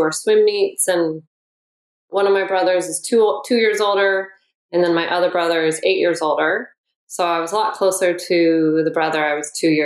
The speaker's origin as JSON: {"language": "English", "town": "Oakland", "region": "California", "country": "United States", "tie": "born or raised there", "said": "I grew up in Oakland, and I had two older brothers"}